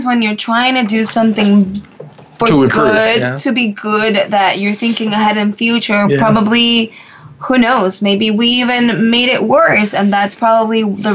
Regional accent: Puerto Rico; I come from Puerto Rico, I'm Puerto Rican

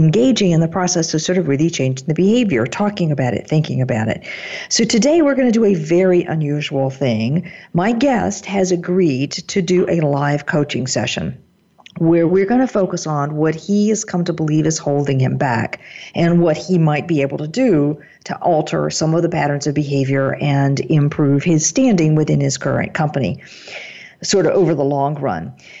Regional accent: North Carolina, United States; I grew up in North Carolina in a rural part of the state

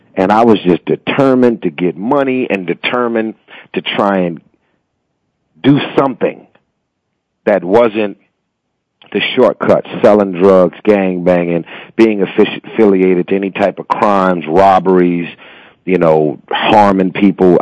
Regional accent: Los Angeles, California, United States; I was born and raised in South Central

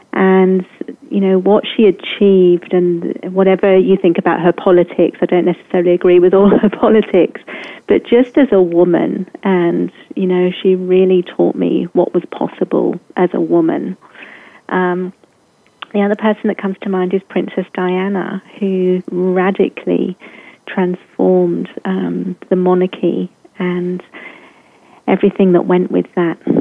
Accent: England, United Kingdom; I was um, raised in England, as you can hear by my accent

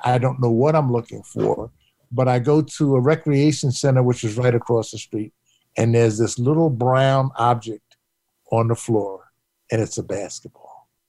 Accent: Philadelphia, Pennsylvania, United States; also born or lived in Portland; I'm a kid from South Philly from a third floor walk up.

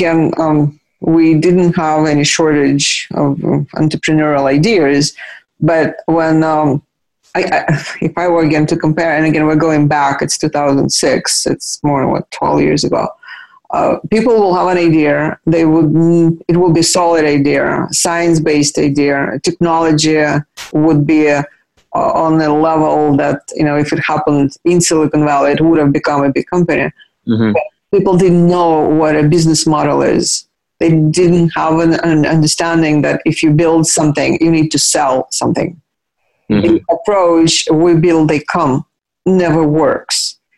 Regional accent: Russia; I grew up in Soviet Union, but then Russia was not Soviet Union when we showed up.

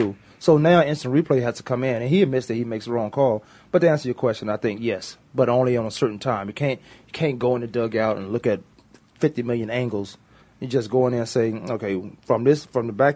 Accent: Burbank, California, United States; I grew up in Burbank

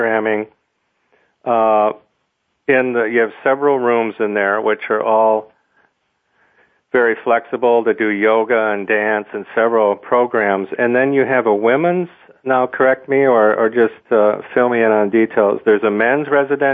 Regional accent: Midwest, United States; I grew up in the Midwest

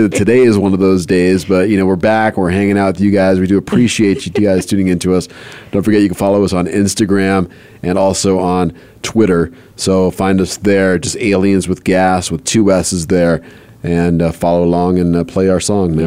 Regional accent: Southern California, United States; moved away as an adult; also born or lived in Los Angeles, United States / New Mexico, United States; growing up in South, Southern California

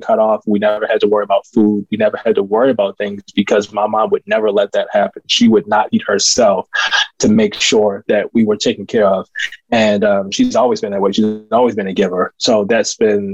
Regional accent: Baltimore, Maryland, United States; I grew up in Baltimore, born and raised.

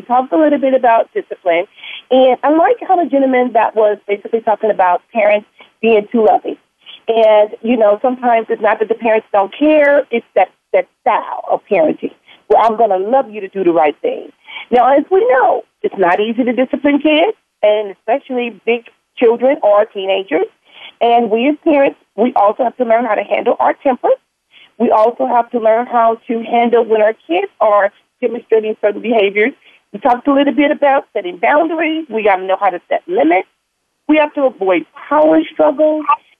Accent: Compton, California, United States; And I remember even growing up in Compton with my grandmother.

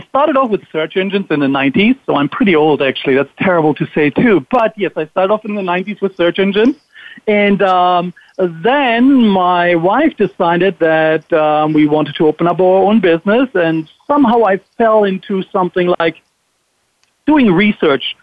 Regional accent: Germany; moved away as an adult; now in Florida, United States; born and raised in Germany, went to the military in Germany, speak fluent German

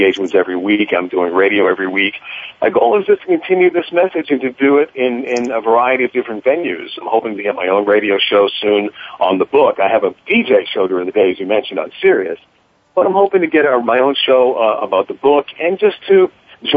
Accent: Worcester, Massachusetts, United States; I got a job offer at my hometown station in Worcester

